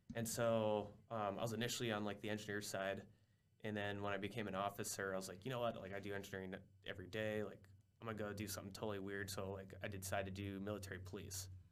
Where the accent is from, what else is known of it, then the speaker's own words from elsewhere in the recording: Minnesota, United States; moved away as an adult; also born or lived in South Dakota; I grew up in Minnesota